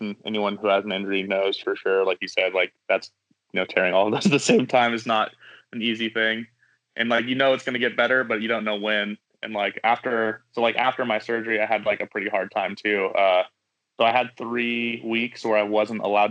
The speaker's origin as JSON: {"language": "English", "town": "Kernville", "region": "California", "country": "United States", "tie": "born or raised there", "said": "I grew up in Kernville, California, in the Southern Sierra"}